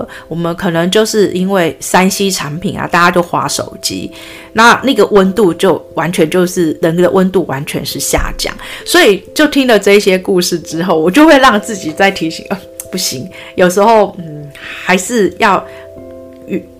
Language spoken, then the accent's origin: Chinese; Taipei, Taiwan; 毕竟我是从 我在台北长大的，